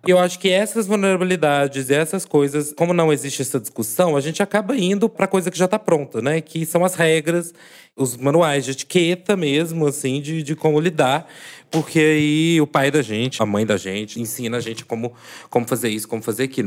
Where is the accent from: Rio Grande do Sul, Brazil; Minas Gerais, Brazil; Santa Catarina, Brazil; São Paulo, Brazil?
Minas Gerais, Brazil; Divinópolis; sou do interior de Minas, já, né, assim, declarei que sou de Divinópolis